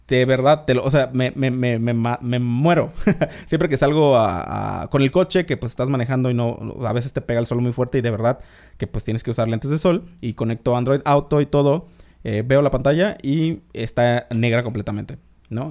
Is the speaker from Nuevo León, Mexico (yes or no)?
no; Isthmus of Tehuantepec, Oaxaca, Mexico; moved away; yo soy de Oaxaca, vengo del Istmo de Tehuantepec